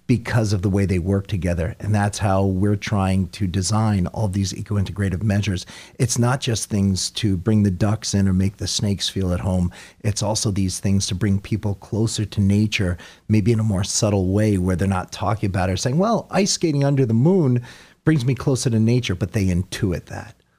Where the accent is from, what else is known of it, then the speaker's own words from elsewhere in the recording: Sugarloaf, United States; when I was a little boy here, uh, where I grew up in Sugarloaf